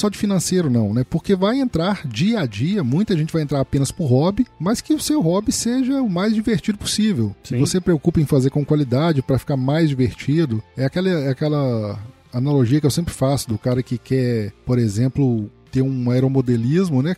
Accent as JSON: {"language": "Portuguese", "region": "Minas Gerais", "country": "Brazil", "said": "eu sou mineiro"}